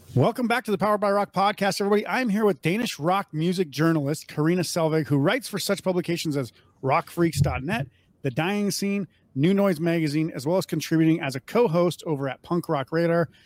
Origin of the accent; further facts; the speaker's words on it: Midwest, United States; now in Las Vegas, United States; I grew up in the Midwest